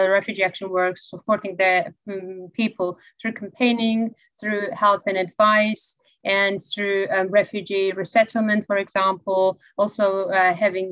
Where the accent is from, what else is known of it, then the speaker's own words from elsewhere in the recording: Georgia; now in United Kingdom; I'm originally from Georgia. I'm a refugee myself